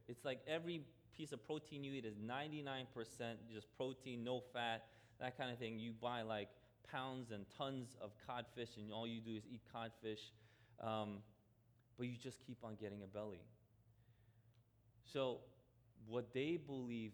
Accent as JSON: {"language": "English", "town": "New York City", "region": "New York", "country": "United States", "tie": "born or raised there", "said": "I grew up in Queens, I didn't grow up in Jersey"}